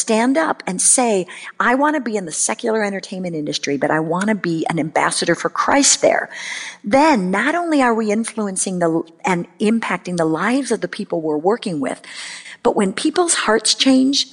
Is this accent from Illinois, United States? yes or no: yes; Chicago, Illinois, United States; moved away as an adult; now in Los Angeles, United States; I grew up in Chicago and I came out to go to University of Southern California for college and I just stayed